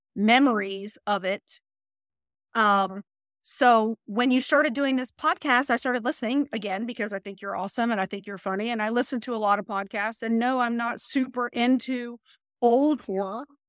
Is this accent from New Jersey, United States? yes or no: no; Mulberry, Florida, United States; I grew up in Mulberry